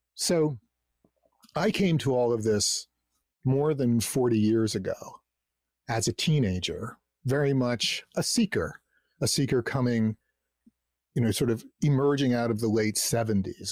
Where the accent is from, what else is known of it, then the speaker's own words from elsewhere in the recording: New Jersey, United States; I grew up in New Jersey, you know, in this suburban community